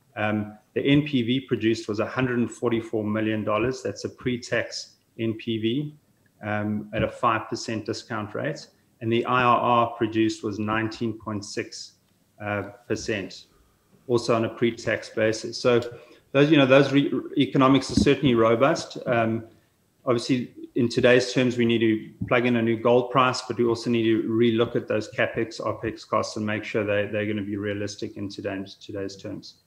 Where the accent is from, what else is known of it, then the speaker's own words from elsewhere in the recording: South Africa; moved away as an adult; also born or lived in Saskatoon, Canada; now in Kelowna, Canada; I'm originally from South Africa, born there, schooled there, studied, uh, worked in Africa for some time before moving across to Canada.